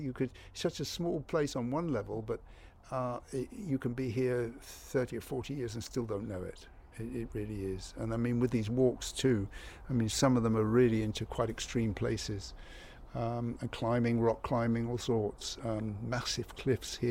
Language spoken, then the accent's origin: English; Cornwall, South West England, United Kingdom; now in Ibiza, Spain; I come from Cornwall